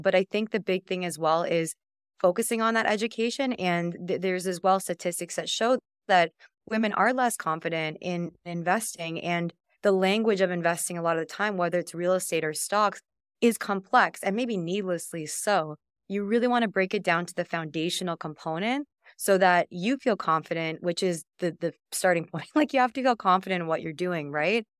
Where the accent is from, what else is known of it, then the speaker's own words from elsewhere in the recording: Canada; I'm from Canada